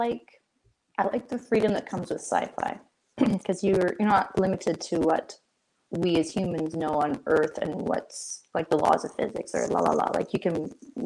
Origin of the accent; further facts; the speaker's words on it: Canada; I am Canadian